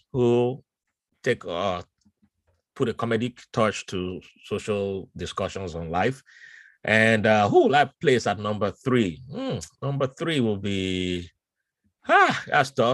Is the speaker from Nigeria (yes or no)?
yes; Nigeria; moved away as an adult; also born or lived in Lagos / Ibadan / Virginia; now in United States; I suffered growing up in Nigeria